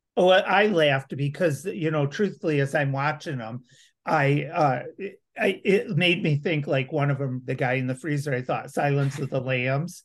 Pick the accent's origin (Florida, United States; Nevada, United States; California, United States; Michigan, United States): Michigan, United States; Grand Rapids; now in Lansing, United States; I'm originally from Grand Rapids